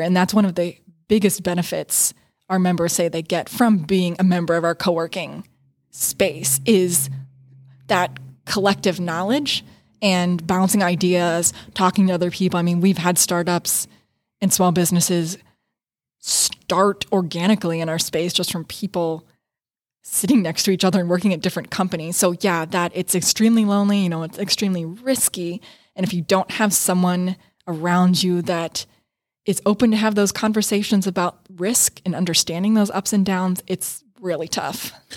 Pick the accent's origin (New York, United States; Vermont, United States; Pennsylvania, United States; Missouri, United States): Pennsylvania, United States; New Kensington; moved away as an adult; also born or lived in Pittsburgh, Pennsylvania; now in Rochester, United States; my hometown in New Kensington, Pennsylvania